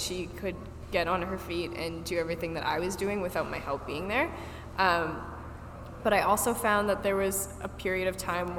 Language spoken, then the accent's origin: English; Markham, Ontario, Canada; also born or lived in Toronto; I actually moved back home to Markham for 3 months